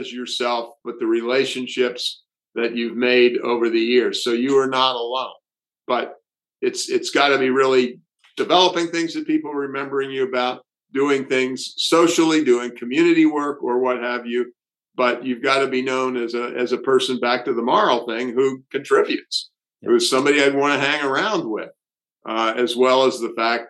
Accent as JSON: {"language": "English", "region": "the South", "country": "United States", "tie": "born or raised there", "moved": "yes", "said": "I grew up in the South"}